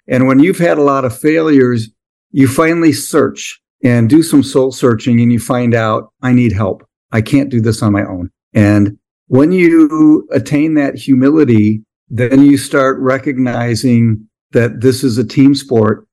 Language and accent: English; Midwest, United States; I came from the Midwest